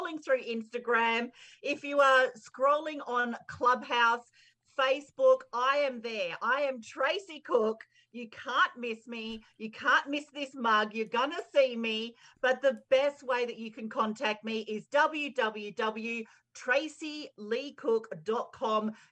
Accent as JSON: {"language": "English", "town": "Perth", "region": "Western Australia", "country": "Australia", "tie": "born or raised there", "said": "I grew up in Perth, Western Australia"}